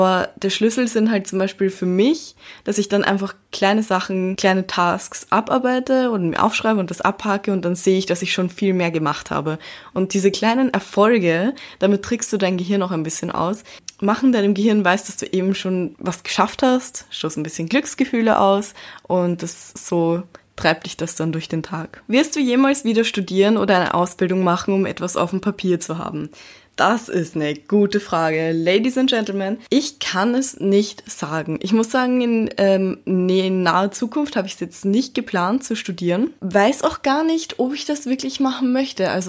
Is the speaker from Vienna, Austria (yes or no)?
yes; Vienna, Austria; born there; Ich bin mixed und ich wurde in Wien geboren und mir wurde Chinesisch nicht beigebracht, seitdem ich ein kleines Baby war.